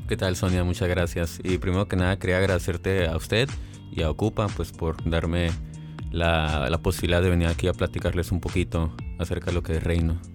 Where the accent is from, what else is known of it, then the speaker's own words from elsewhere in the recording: Mexicali, Baja California, Mexico; yo nací aquí en Mexicali, en el 2000, hace ya 20 años